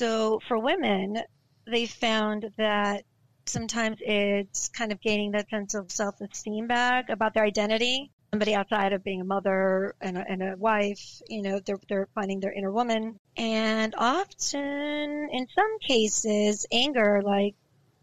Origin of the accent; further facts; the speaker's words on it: West Coast, United States; I'm from the West Coast